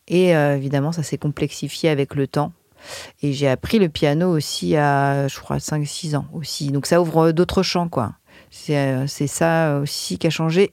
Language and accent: French; France; quand on est français et qu'on écrit en anglais